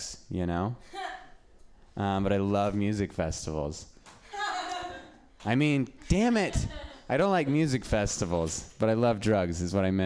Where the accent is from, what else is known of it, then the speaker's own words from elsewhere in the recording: Reno, Nevada, United States; now in San Francisco, United States; I'm from Reno